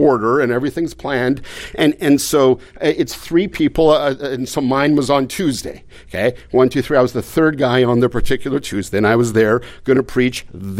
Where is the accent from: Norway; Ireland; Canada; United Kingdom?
Canada; I mean, I came from Canada. I mean, my folks would have loved to come.